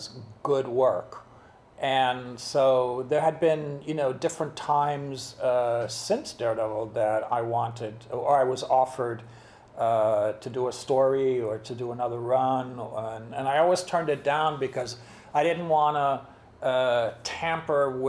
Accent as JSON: {"language": "English", "country": "United States", "tie": "born or raised there", "also_born_or_lived": "Germany", "second_language": "English", "said": "I came to America with my mom and my stepdad when I was 5"}